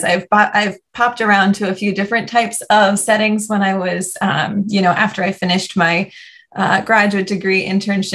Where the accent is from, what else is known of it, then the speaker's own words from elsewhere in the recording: New Jersey, United States; moved away as an adult; also born or lived in Atlanta, Georgia / Miami, Florida; move home to my home state of New Jersey, and that was very exciting because my whole family is still up here